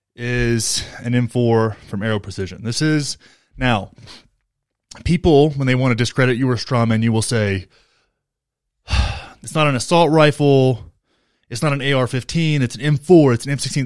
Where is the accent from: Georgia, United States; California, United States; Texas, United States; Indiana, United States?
Texas, United States; now in Colorado, United States; I grew up in Texas and now I live in Colorado